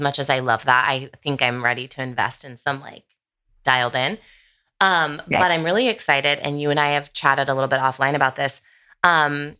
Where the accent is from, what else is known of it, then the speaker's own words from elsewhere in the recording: Sonoma County, Northern California, United States; I grew up in Northern California, Sonoma County.